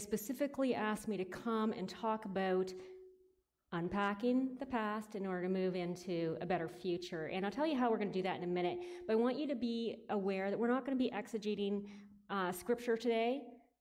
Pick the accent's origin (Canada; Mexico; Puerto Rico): Canada; Listowel, Ontario; now in Kitchener-Waterloo, Canada; I was raised in Listowel and went to Listowel Mennonite Church growing up.